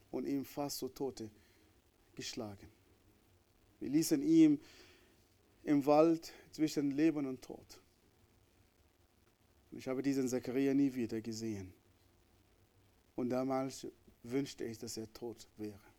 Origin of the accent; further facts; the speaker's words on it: Northern, Sudan; born there; Wie ich am Anfang gesagt habe, ich bin im Nordsudan geboren, in diese, diese islamische Gesellschaft, wo ich Menschen gehasst habe.